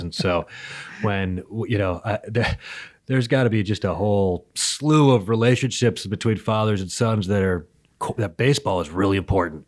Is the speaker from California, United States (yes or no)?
yes; Berkeley, California, United States; I was born in Berkeley, California, and so Oakland A's games were my first memories, really, of my entire life